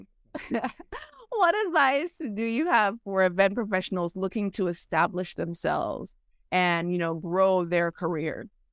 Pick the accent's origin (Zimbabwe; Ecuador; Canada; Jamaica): Jamaica; now in United States; I'm Jamaican. I was born in Jamaica.